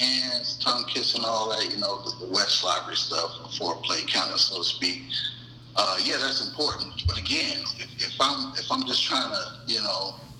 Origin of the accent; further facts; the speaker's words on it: Chicago, Illinois, United States; now in Virginia Beach, United States; I also live in Virginia Beach. I'm originally from Chicago, Illinois